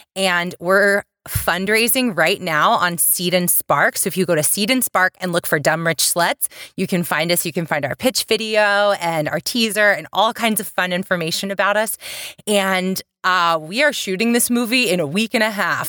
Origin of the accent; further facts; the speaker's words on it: the South, United States; I'm from the South